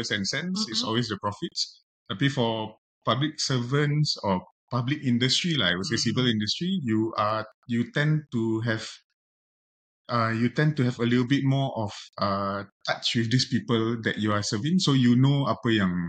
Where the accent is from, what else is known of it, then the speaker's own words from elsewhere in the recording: Singapore; primary school for me was quite normal. I was from Eunos Primary School